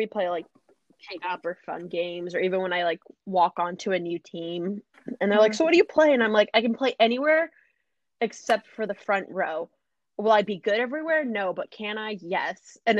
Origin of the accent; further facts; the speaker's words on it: Canada; also born or lived in Algeria (ancestry); now in United States; I was born in Canada, so mm-hmm. I have Canadian citizenship. My parents are both from Northern Africa, so I have Algerian citizenship.